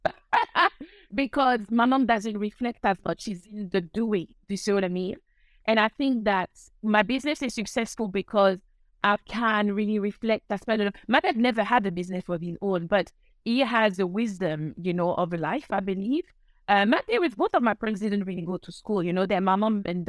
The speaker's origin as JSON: {"language": "English", "town": "Paris", "region": "Île-de-France", "country": "France", "tie": "born or raised there", "second_language": "English", "moved": "as an adult", "lives_now": "United Kingdom", "said": "I was born in Paris."}